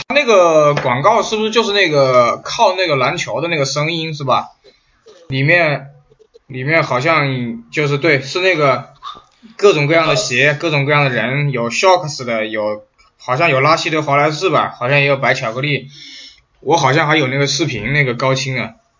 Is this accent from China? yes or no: yes; China; 我们大陆这边叫银龙